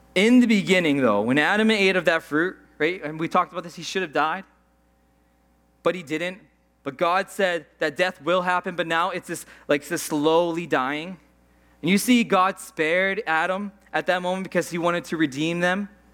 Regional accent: Saskatchewan, Canada; moved away; I'm from Saskatchewan

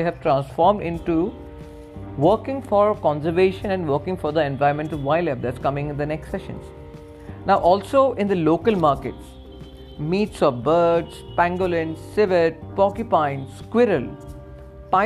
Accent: Doom Dooma, Assam, India; also born or lived in Arunachal Pradesh; I have been living my childhood in those areas, not in Myanmar, I mean in the border areas of Arunachal and near Assam border areas. I'm from Dumduma

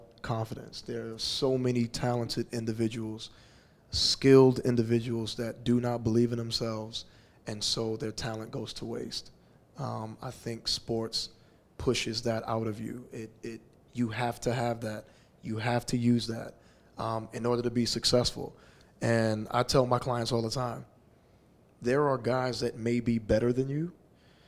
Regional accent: Houston, Texas, United States; moved away as an adult; also born or lived in Los Angeles; coming back to settle down in my hometown of Houston

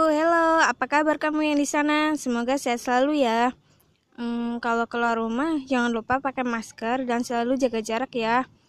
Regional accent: Brebes, Central Java, Indonesia; born there; Aku lahir di Brebes pada tanggal yang spesial

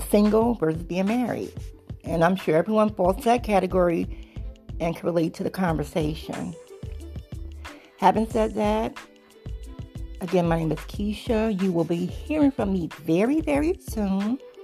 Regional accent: New Jersey, United States; moved away as an adult; also born or lived in Tennessee; now in Charlotte, United States; I'm originally from Jersey, um, and been in North Carolina, Charlotte, for about nine years.

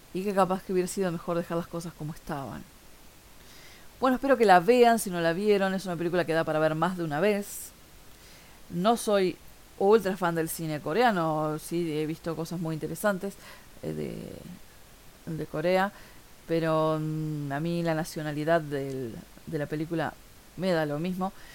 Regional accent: Montevideo, Uruguay; soy de Montevideo, Uruguay

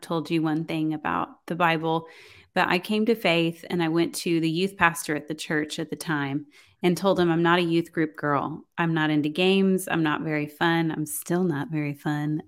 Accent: Houston, Texas, United States; also born or lived in College Station, Texas; I was gonna move from Houston to College Station

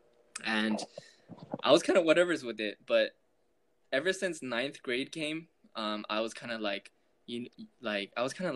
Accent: Southern California, United States; I grew up in Southern California

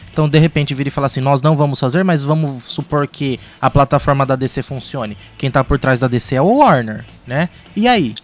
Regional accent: interior of São Paulo state, Brazil; somos do interior do estado de São Paulo, numa cidade que não tem cinema

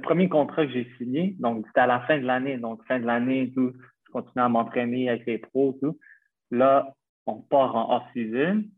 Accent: Montreal, Quebec, Canada; moved away as an adult; now in Malta; j'ai 26 ans, je viens de Montréal

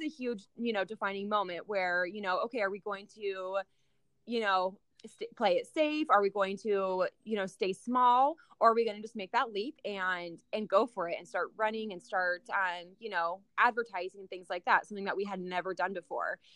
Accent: Salem, Oregon, United States; also born or lived in Minnesota; I grew up in Salem, Oregon

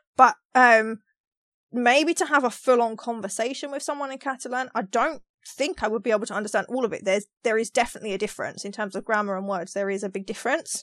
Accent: London, United Kingdom; moved away as an adult; now in Australia; is it me with the accent 'cause I'm from London

